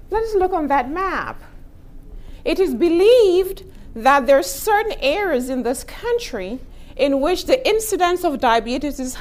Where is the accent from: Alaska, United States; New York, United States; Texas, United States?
Texas, United States; I am from Texas